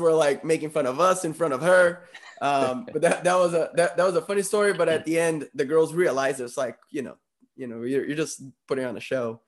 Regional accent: Brazil; moved away; coming from Brazil

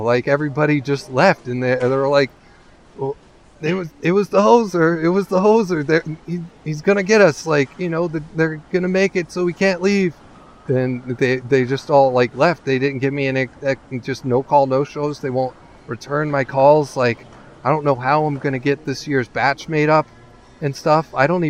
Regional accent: California, United States; Like, you know, I grew up in California.

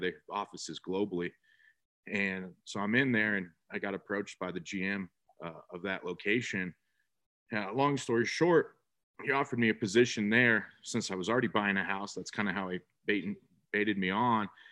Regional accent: North Bay, California, United States; moved away as an adult; now in San Antonio, United States; born and raised in California, actually, North Bay.

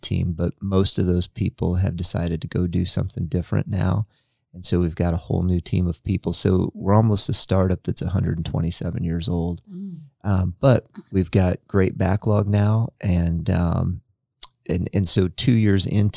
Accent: Freeport, Illinois, United States; moved away as an adult; now in Marion, United States; my hometown is a town that's almost identical to Marion, Indiana. It's called Freeport, Illinois.

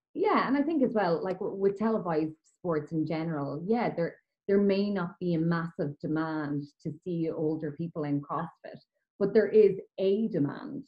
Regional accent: Kilkenny, Leinster, Ireland; I was growing up in Kilkenny in Ireland

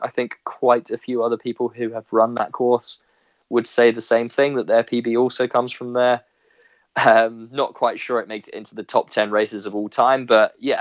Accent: Ipswich, East of England, United Kingdom; we're from Ipswich.

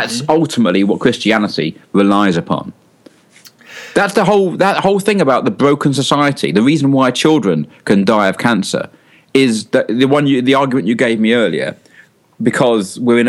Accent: London, United Kingdom; also born or lived in North of England; I'm from London. I spent most of my life in the north of England. And you'd say you can't get the Cockney out of the Londoner.

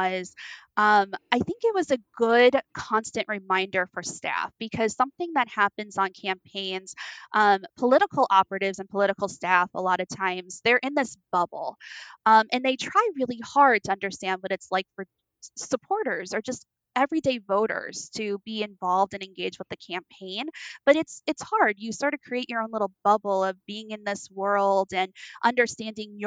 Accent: Las Vegas, Nevada, United States; Nevada, which is where I'm from. I'm from Las Vegas.

